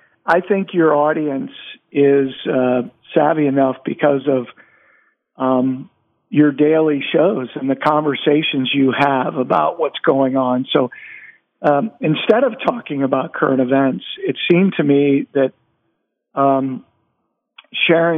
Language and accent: English; Maryland, United States; I grew up in Maryland